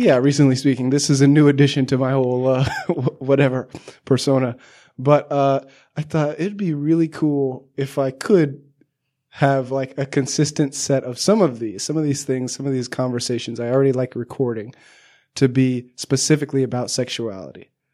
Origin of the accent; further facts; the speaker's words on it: Southern California, United States; I grew up in Southern